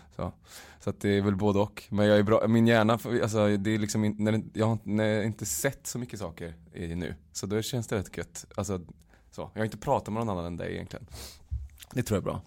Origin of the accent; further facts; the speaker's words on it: Uddevalla, Västra Götaland, Sweden; now in Stockholm, Sweden; jag var hemma i Uddevalla i lördags